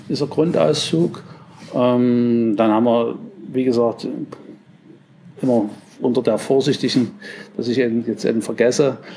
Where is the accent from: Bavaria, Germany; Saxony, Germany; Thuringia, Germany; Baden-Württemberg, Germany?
Saxony, Germany; accent: Saxon; wir haben ja hier bei uns, man hört ja, ich bin Sachse